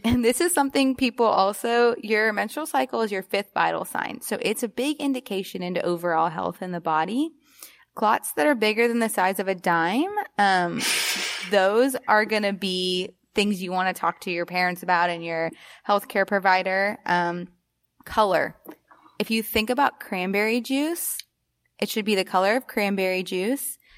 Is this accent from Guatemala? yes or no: no; Alabama, United States; I grew up in Alabama